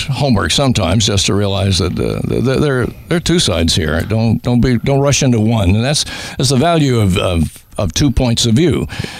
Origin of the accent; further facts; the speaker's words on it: Virginia, United States; They said, you need to get your accent straightened out, because I was from Virginia, Southwest Virginia